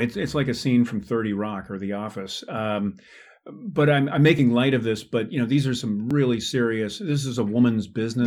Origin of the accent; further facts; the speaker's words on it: California, United States; I was raised, born and raised in California, seventh generation Californian